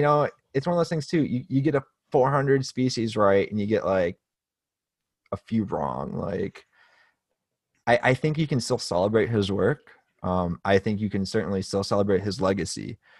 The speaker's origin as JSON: {"language": "English", "country": "United States", "said": "as an American"}